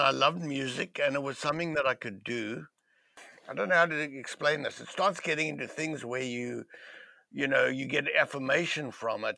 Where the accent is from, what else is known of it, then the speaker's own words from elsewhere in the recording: Cape Town, Western Cape, South Africa; moved away; where I grew up in in Cape Town, it was a very liberal part of the world, of South Africa.